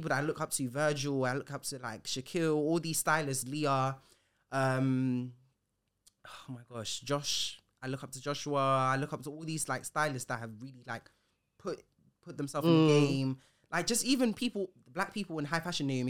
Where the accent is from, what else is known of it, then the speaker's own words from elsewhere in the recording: Ghana; I didn't say the because I'm Ghanaian